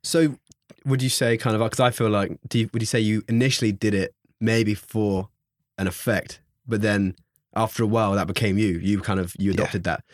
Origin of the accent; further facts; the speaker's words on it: London, United Kingdom; moved away as an adult; now in Bath, United Kingdom; I'm from South. London.